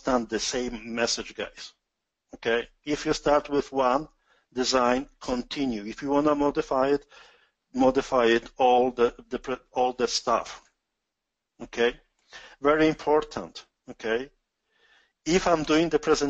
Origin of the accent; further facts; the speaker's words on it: Poland; accent: strong Polish; English is a second language; now in Canada; my strong Polish accent.